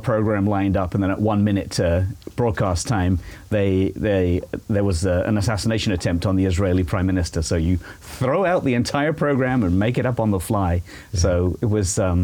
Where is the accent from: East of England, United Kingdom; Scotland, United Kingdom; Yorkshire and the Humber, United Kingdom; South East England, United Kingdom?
South East England, United Kingdom; Shepperton; moved away as an adult; also born or lived in Cambridge, England; now in Franklin, United States; I was born in England, obviously, just outside of London. There's a little strip of the Thames River between Heathrow Airport